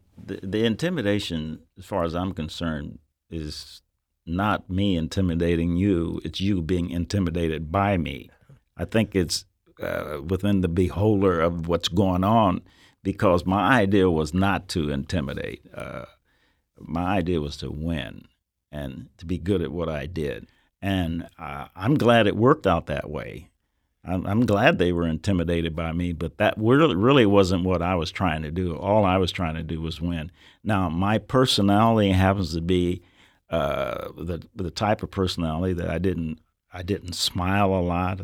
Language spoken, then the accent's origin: English; Nebraska, United States; I'm from Nebraska